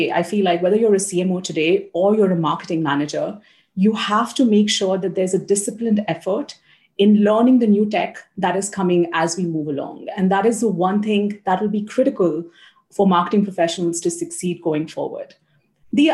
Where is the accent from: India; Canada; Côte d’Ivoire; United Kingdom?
India; South India; moved away as an adult; also born or lived in United States / Australia / Brazil; now in Singapore; I grew up in Southern India